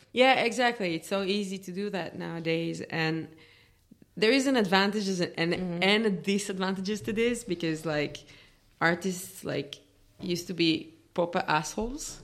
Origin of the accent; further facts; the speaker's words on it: Israel; moved away as an adult; now in Berlin, Germany; growing up in Israel as a classical musician